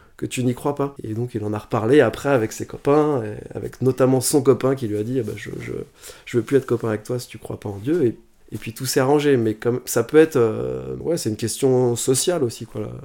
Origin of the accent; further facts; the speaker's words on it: Asnières-sur-Seine, Île-de-France, France; moved away as an adult; also born or lived in Paris / China / Clichy; now in Lisbon, Portugal; J'ai grandi à Anières sur seine dans la banlieue parisienne